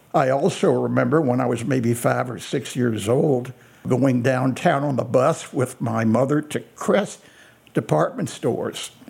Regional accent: Meissenheim, Baden-Württemberg, Germany; My story began in a very small village in the southwestern part of Germany called Meissenheim.

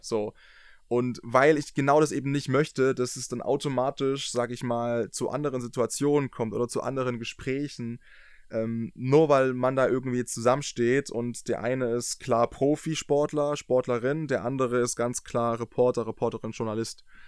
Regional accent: near Dresden, Saxony, Germany; ich komme ja aus der Nähe von Dresden

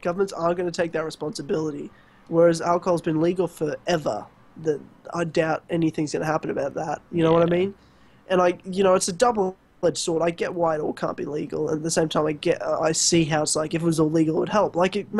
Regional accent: Australia; I'm Australian.

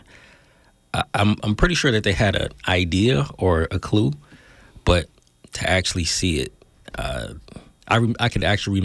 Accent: Oakland, California, United States; Born and raised in the Deep myself.

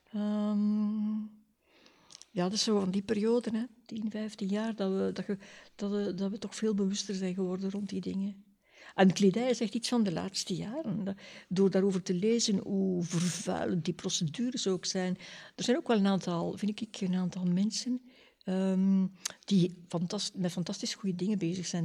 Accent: Ghent, Flanders, Belgium; moved away as an adult; now in Leuven, Belgium; ik ben afkomstig van Gent.

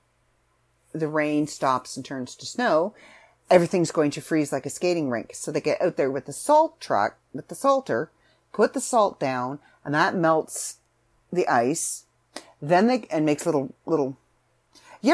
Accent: Canada; also born or lived in Southern Ontario; I'm Canadian

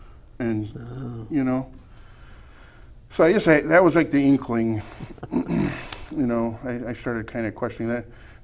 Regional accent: Utah, United States; growing up in Utah County, you don't have much exposure.

